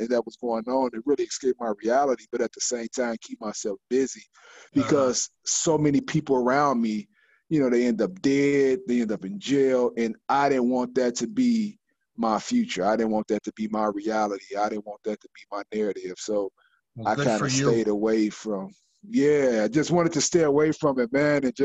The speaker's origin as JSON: {"language": "English", "town": "Chicago", "region": "Illinois", "country": "United States", "tie": "born or raised there", "said": "as a teenage boy, you know, growing up in Chicago"}